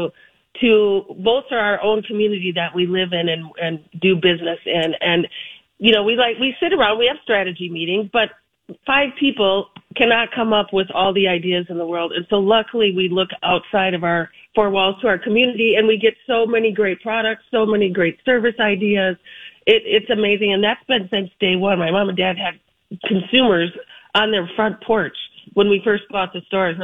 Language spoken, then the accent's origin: English; Grand Avenue area, Minnesota, United States; we're local. We grew up in the Grand Avenue area. It's our neighborhood